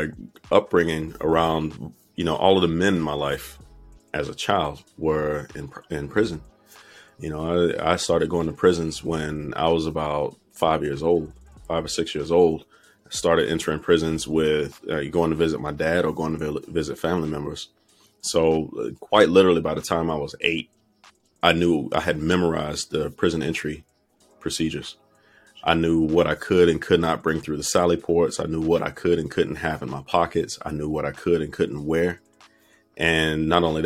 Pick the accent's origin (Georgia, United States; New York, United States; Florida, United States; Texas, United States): Florida, United States; Fort Pierce; growing up in Fort Pierce, Florida at that time